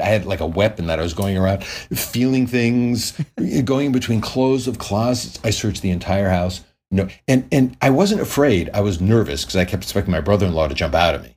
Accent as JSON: {"language": "English", "region": "Connecticut", "country": "United States", "tie": "born or raised there", "moved": "yes", "lives_now": "Los Angeles, United States", "said": "I grew up in Connecticut"}